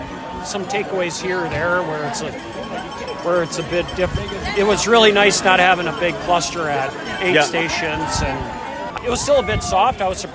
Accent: Chippewa Falls, Wisconsin, United States; I come from Chippewa Falls, Wisconsin. It's an hour and a half south of Hayward

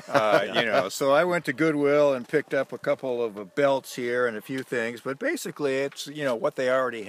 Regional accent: St. Paul, Minnesota, United States; I'm from St. Paul.

